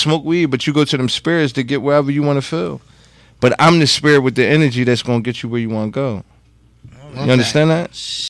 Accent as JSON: {"language": "English", "town": "Philadelphia", "region": "Pennsylvania", "country": "United States", "said": "I'm from Uptown. Uptown Philadelphia."}